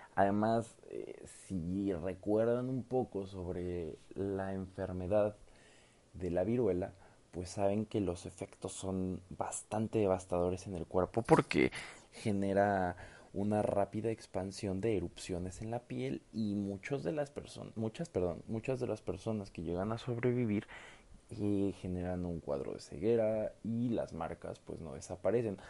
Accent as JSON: {"language": "Spanish", "country": "Mexico", "said": "no solamente como mexicanos, sino como mestizos."}